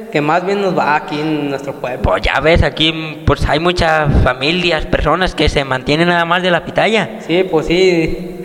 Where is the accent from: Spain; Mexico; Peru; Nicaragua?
Mexico; Techaluta de Montenegro, Jalisco; nosotros somos de Techaluta de Montenegro, Jalisco.